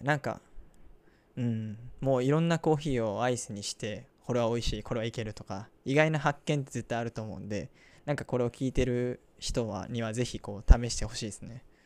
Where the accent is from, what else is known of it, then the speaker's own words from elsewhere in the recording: Osaka, Japan; 僕の地元の大阪では